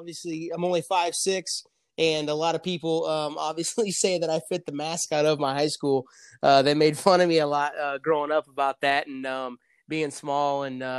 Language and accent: English; Canton, Illinois, United States; moved away as an adult; also born or lived in Kansas / Florida / San Francisco / Tulsa; growing up in Canton, Illinois, 14,000 people, small town, about 2.5 to 3 hours south of Chicago, about 45 minutes from Peoria, Illinois.